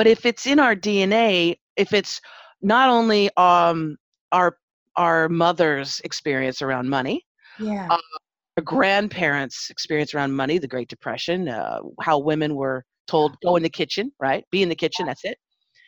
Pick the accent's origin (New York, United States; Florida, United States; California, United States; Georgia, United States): California, United States; Los Angeles; I grew up in Pacoima, Arleta